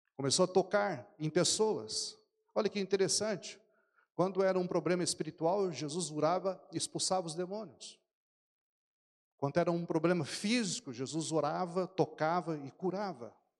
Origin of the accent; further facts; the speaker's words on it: São José dos Campos, São Paulo, Brazil; now in Portugal; minha cidade, São José dos Campos, a cidade mais linda do Brasil